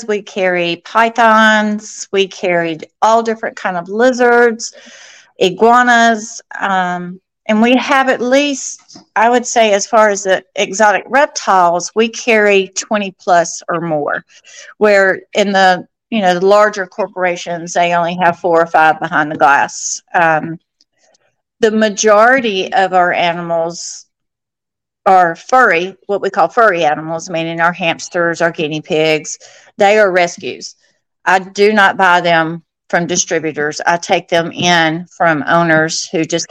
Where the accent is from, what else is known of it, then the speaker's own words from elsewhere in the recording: Alabama, United States; moved away as an adult; also born or lived in Florida; I'm originally from Alabama